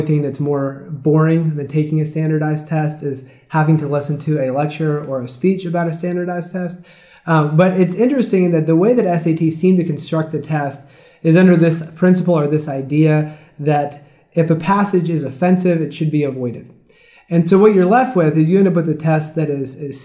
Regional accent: Maryland, United States; I come from Maryland

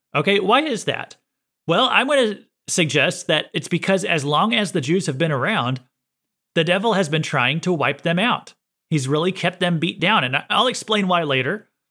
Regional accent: United States; I was born in America

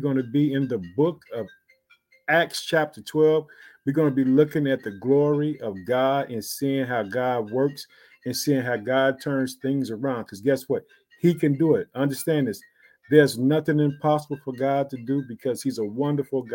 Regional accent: Chicago, Illinois, United States; the state of Illinois, which is my home state

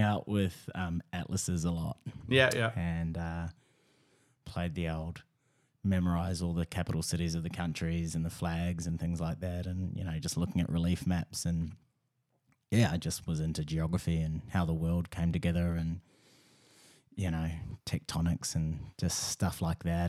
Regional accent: New Zealand; moved away as an adult; also born or lived in Melbourne; I'm from New Zealand

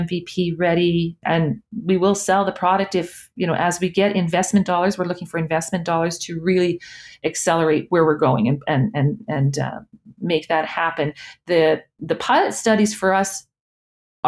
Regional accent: Edmonton, Alberta, Canada; I'm from Edmonton

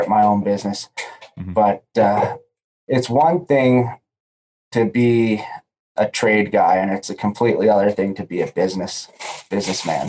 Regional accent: Prince Edward Island, Canada; I'm from Prince Edward Island. Great place to grow up

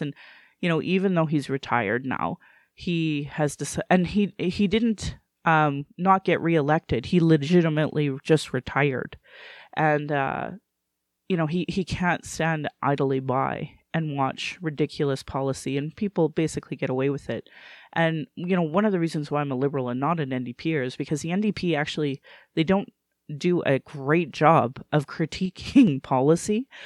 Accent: Alberta, Canada; also born or lived in Calgary; I was born and raised in Alberta

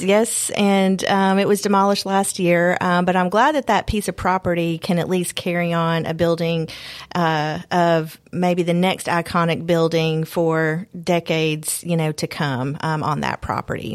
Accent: Bartlett, Tennessee, United States; also born or lived in Nashville, Tennessee; now in Columbia, United States; I'm a native Tennessean. Um, I grew up in West Tennessee in um, suburb Bartlett

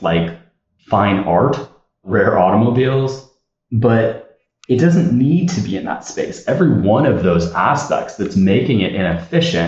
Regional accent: Southern California, United States; I grew up in Southern California

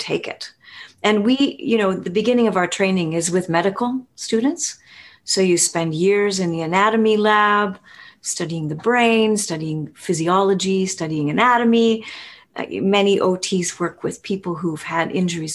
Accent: Winnipeg, Manitoba, Canada; I'm from Winnipeg in central Canada

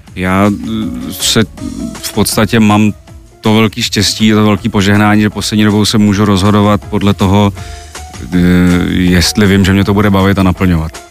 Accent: Brno, South Moravian Region, Czechia; já jsem vyrůstal v Brně

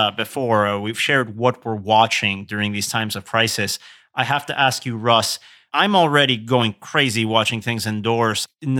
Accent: Querétaro, Mexico; I'm fortunate that the formative cinema experience that I have is still around in my hometown of Querétaro in Mexico, but it's under a different name.

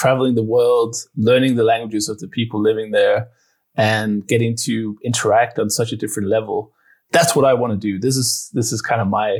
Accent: Denmark; English is a second language; We started having foreign languages in school in Denmark. And that's where I'm from.

